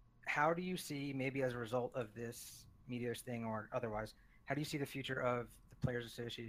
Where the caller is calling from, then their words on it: Philadelphia, Pennsylvania, United States; Philadelphia, Pennsylvania.